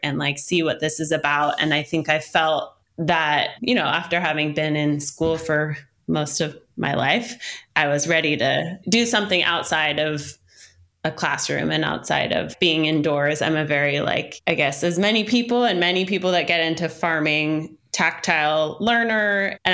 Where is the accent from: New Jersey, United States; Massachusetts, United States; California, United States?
California, United States; Oakland; also born or lived in Berkeley; I grew up in Oakland and Berkeley